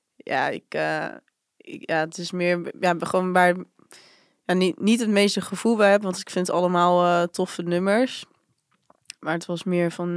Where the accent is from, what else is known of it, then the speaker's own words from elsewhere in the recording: Barendrecht, South Holland, Netherlands; ik kom eigenlijk oorspronkelijk uit Barendrecht